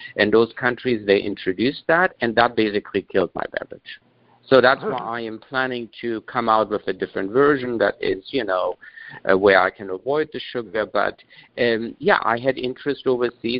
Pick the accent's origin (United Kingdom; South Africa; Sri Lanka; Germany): Germany; moved away; also born or lived in Afghanistan; in the 60s, my family moved to Germany, and I was, and then I grew up there